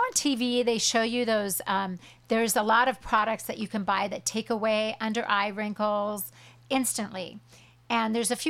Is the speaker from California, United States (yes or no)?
yes; Huntington Beach, California, United States; I'm from Huntington Beach, and I grew up watching her.